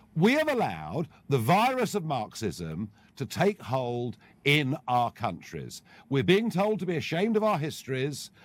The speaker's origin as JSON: {"language": "English", "country": "United Kingdom"}